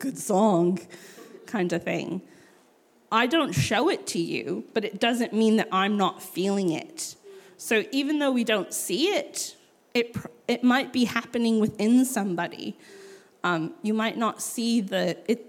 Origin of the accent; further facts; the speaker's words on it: New Mexico, United States; I grew up in New Mexico